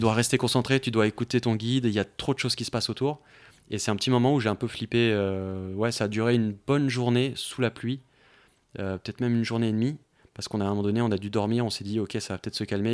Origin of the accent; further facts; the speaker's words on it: Paris, Île-de-France, France; en tant que Parisien à Paris